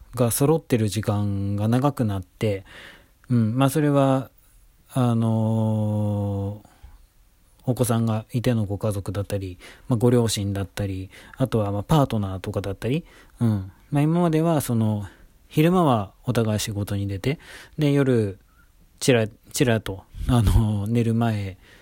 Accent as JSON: {"language": "Japanese", "region": "Tokyo", "country": "Japan", "tie": "born or raised there", "said": "東京生まれ、東京育ち"}